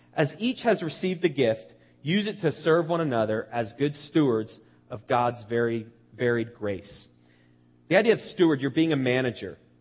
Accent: United States; as Americans

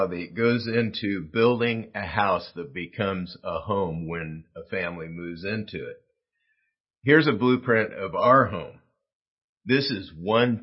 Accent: South Gate, California, United States; I grew up in Southgate, California, 8.5 miles from downtown

